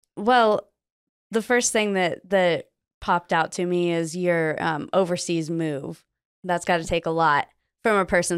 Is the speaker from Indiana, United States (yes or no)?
no; Phoenix, Arizona, United States; now in Iowa, United States; I lived in, uh, Phoenix for six years growing up